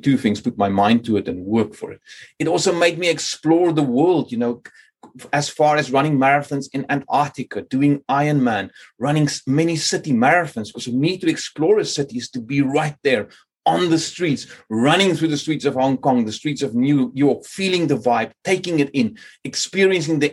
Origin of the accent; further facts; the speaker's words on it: Cape Town, Western Cape, South Africa; moved away as an adult; now in Sweden; growing up in Cape Town